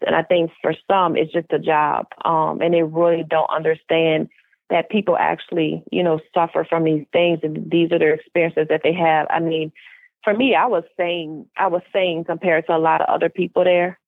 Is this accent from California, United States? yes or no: no; New Orleans, Louisiana, United States; now in Houston, United States; I am originally from New Orleans, Louisiana, but of course, currently I reside in Houston, Texas.